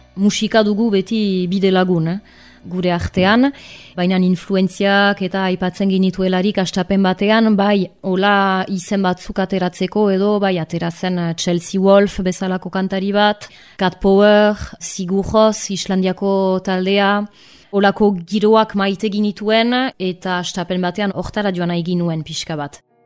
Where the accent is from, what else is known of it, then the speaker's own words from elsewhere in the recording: Arbonne, Nouvelle-Aquitaine, France; also born or lived in Bayonne; Arbonakoa naiz diatoriz, bai honan sortua